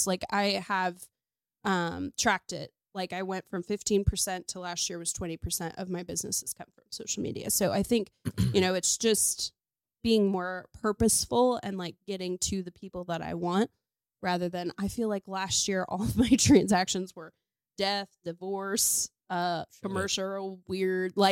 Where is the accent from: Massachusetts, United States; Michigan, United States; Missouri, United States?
Missouri, United States; Mehlville; also born or lived in Imperial, Missouri; I grew up off Butler Hill in Kurth